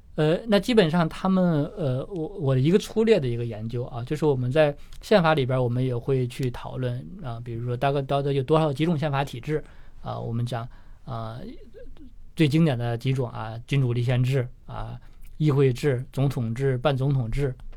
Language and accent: Chinese; China; 我们中国人